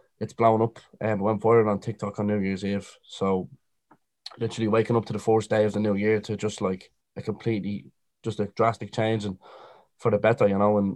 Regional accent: Dublin, Leinster, Ireland; we're both from Dublin. I'm from North Dublin

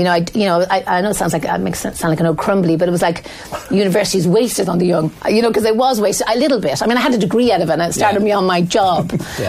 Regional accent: Dublin, Leinster, Ireland; I grew up on Coolock on the north side, and there was no history of going to college in my family.

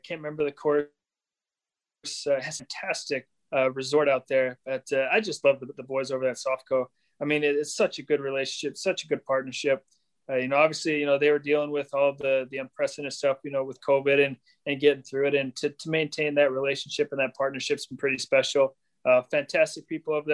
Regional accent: Idaho, United States; also born or lived in Iowa; I was born in Iowa, raised in Idaho.

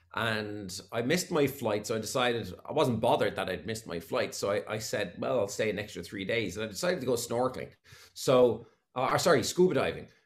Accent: Waterford, Munster, Ireland; moved away; I'm from Williamstown and Waterford, and we had probably just what you call a, a, a, normal upbringing

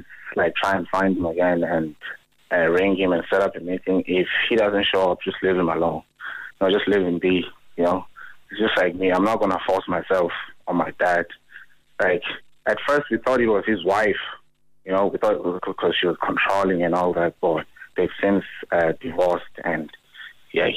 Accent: rural Eastern Cape, South Africa; now in Ireland; I'm originally from South Africa. She moved to Johannesburg. She left me in rural Eastern Cape

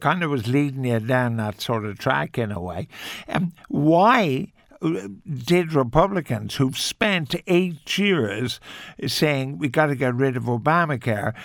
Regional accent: Ireland; we're Irish

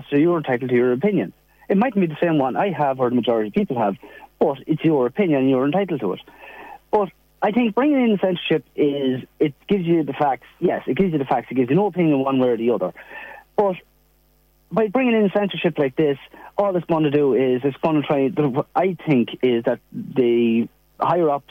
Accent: Ireland; we're Irish

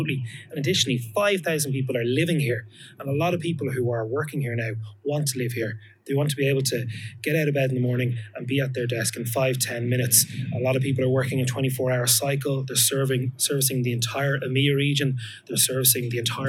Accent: Dublin, Leinster, Ireland; I was born in Ballinteer, which is a couple of kilometres from here. Grew up in this area, went to school in the area

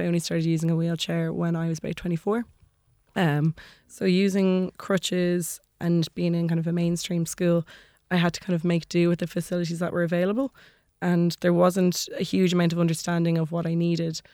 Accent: Maynooth, Leinster, Ireland; also born or lived in Dublin; I grew up in Maynooth

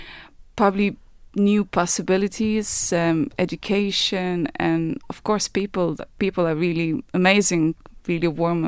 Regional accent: Kaunas, Kaunas County, Lithuania; moved away as an adult; now in Ireland; I'm from Kaunas, which is second city.

